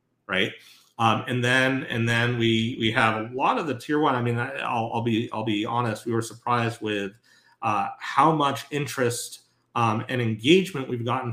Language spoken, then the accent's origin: English; Northeast, United States; I grew up in the Northeast, New York Thruway or the Mass Pike